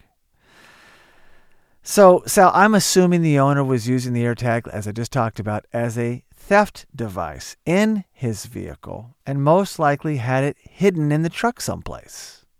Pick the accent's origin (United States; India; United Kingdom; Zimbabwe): United States; Oklahoma; I grew up in Oklahoma. It's very similar. A lot of guns.